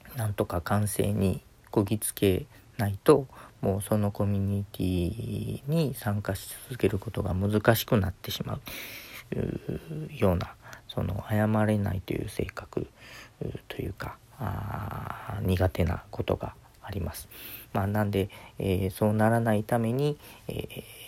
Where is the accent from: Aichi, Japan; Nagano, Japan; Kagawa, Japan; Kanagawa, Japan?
Kagawa, Japan; now in Okayama, Japan; 香川の出身なので